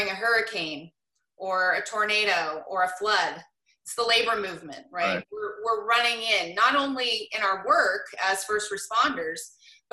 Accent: Portland, Oregon, United States; I grew up in Portland

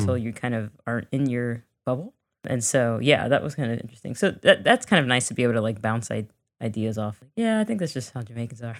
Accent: Miami, Florida, United States; us growing up in Miami

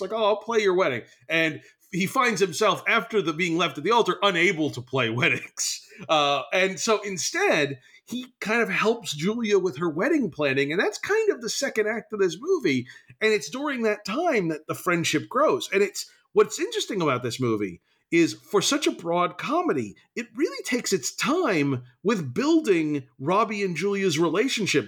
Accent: New Jersey, United States; I am from New Jersey

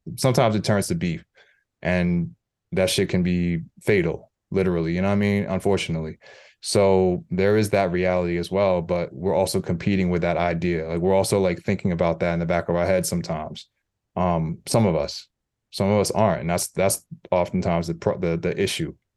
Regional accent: New York City, New York, United States; as a New Yorker

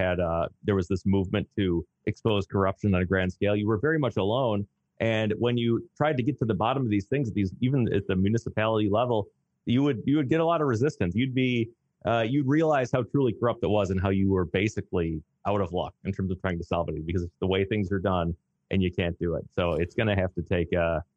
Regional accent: Elgin, Illinois, United States; moved away; I grew up in Elgin, went to Elgin High

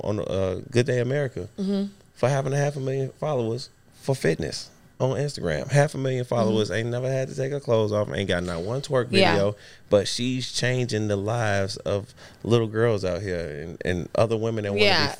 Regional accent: Chicago, Illinois, United States; moved away as an adult; now in Las Vegas, United States; I grew up in Chicago, and if you know anything about Chicago and Detroit, some of these places, South Side is segregated

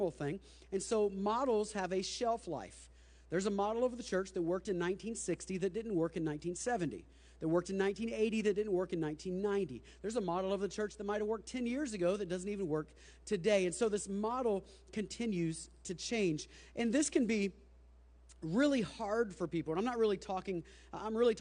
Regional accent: Plant City, Florida, United States; when I was a Plant City kid growing up, Buddy Freddy's was like the place to go

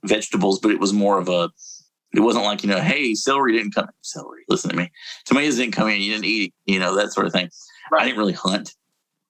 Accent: Waverly, Tennessee, United States; growing up in Waverly

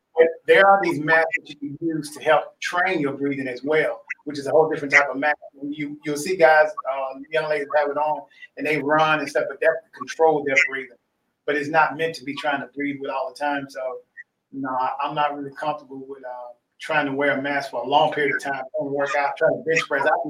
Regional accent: Grenada, Mississippi, United States; I grew up in Grenada, Mississippi

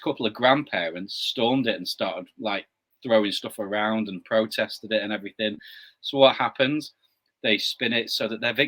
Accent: Blackpool, North West England, United Kingdom; in my hometown, I live on the northwest coast, a little town called Blackpool

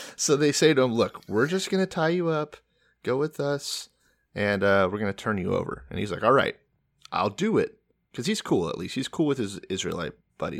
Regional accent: Texas, United States; I'm from Texas.

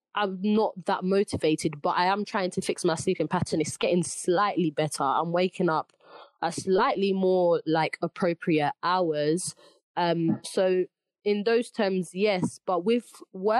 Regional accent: London, United Kingdom; I'm Ugandan from East London

